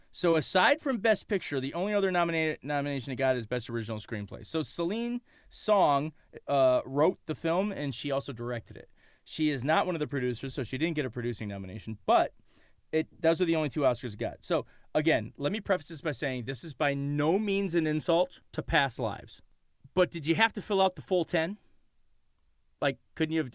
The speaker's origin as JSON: {"language": "English", "town": "Detroit", "region": "Michigan", "country": "United States", "said": "we are from Detroit"}